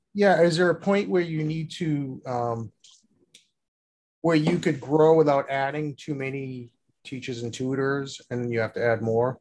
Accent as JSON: {"language": "English", "town": "Boston", "region": "Massachusetts", "country": "United States", "said": "I'm from Boston"}